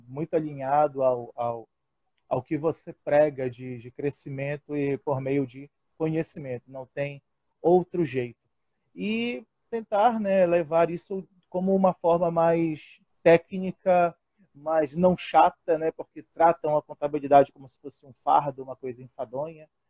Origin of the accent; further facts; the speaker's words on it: Pará, Brazil; also born or lived in Florianópolis, Santa Catarina; Sou paraense, com muito orgulho